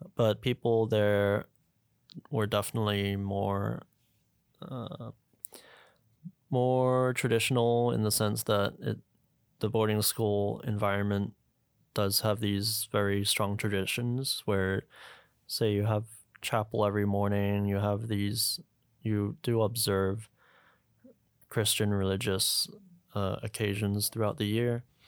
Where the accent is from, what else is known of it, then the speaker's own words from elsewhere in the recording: Hong Kong; also born or lived in Vancouver, Canada; I was born in Vancouver, but at the age of two, I moved back to, well, my parents moved me back here to Hong Kong with my sister. Uh, we grew up in Discovery Bay